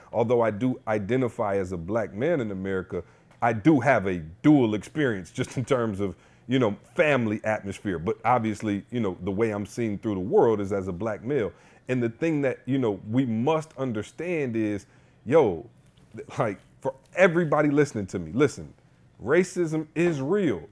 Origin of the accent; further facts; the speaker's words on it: Lansing, Michigan, United States; I grew up in Lansing